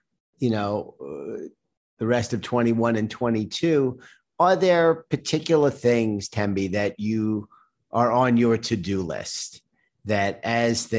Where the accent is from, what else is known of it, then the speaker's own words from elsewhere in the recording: New York City, New York, United States; I grew up in Queens